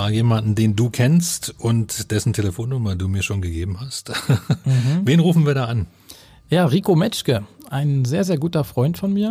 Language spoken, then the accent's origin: German; Cottbus, Brandenburg, Germany; ja, ich komme aus Cottbus.